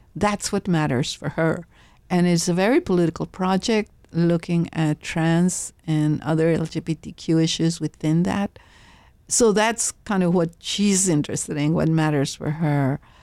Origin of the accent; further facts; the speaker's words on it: Laredo, Texas, United States; My mother would go shopping downtown in Laredo